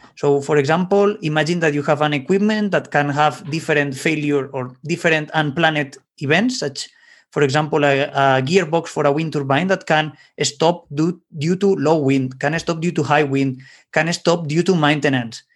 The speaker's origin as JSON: {"language": "English", "town": "Valencia", "region": "Valencian Community", "country": "Spain", "tie": "born or raised there", "said": "in Valencia, my, let's say my hometown in Spain"}